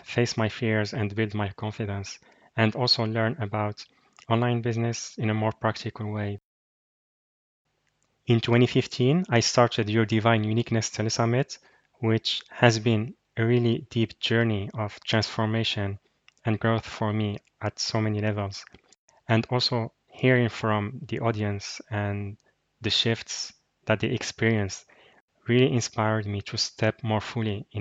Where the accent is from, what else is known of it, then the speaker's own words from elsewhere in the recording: Morocco; from Morocco.